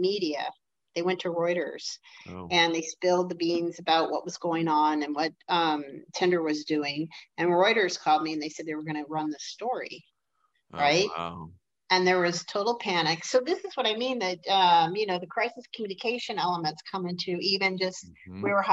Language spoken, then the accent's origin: English; Detroit, Michigan, United States; I'm from Detroit